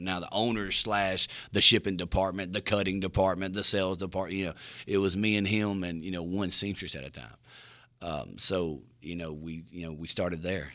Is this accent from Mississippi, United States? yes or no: yes; Mississippi Delta, United States; I'm from the Mississippi Delta